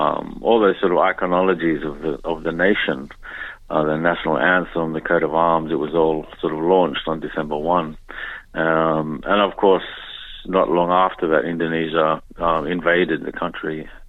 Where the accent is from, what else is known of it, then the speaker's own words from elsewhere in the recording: Darwin, Northern Territory, Australia; moved away as an adult; also born or lived in Papua New Guinea; now in Melbourne, Australia; I grew up in Darwin